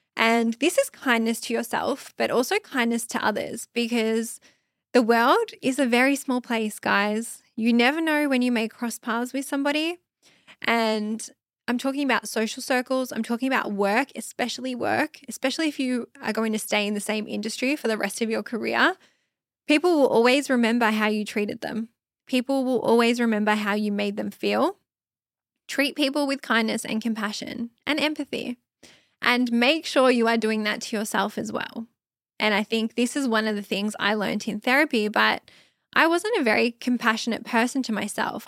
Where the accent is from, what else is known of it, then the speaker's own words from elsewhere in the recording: Australia; I'm Aussie. It's McDonald's. That's what we call it here in Australia.